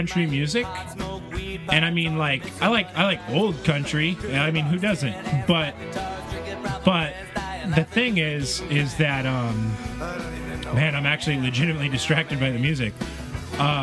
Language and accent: English; Sanford, Florida, United States; now in Washington, United States; I'm from Florida. If you guys didn't know that, I'm from Sanford Valley. I'm from Orange County, Sanford.